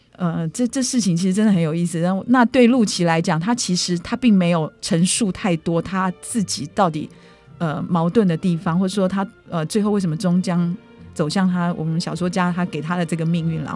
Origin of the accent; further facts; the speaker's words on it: Taipei, Taiwan; 我们台北人